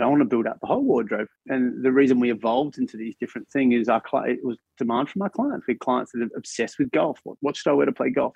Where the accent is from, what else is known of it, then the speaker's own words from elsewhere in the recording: Australia; as an Australian